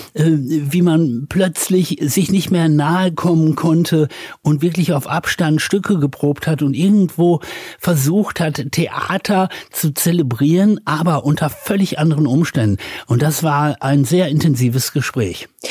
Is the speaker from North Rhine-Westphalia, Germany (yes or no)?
yes; Dorsten, North Rhine-Westphalia, Germany; also born or lived in United States; now in Düsseldorf, Germany; Und so bin ich dann im nördlichen Ruhrgebiet aufgewachsen, aber habe die ersten Jahre in Amerika verbracht.